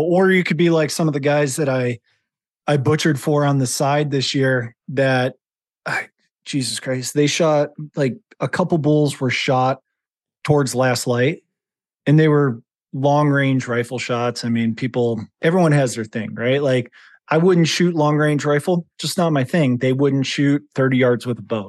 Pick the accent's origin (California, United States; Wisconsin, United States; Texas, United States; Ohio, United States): Ohio, United States; Howard; moved away as an adult; also born or lived in Cleveland, Ohio / northern Idaho; now in Idaho, United States; I grew up in Ohio in a town of population, two hundred and twenty people